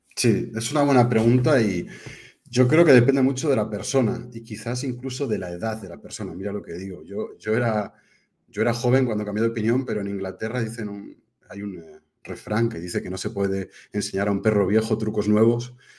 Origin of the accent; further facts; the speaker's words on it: Spain; also born or lived in United Kingdom; nací en España, pero soy medio inglés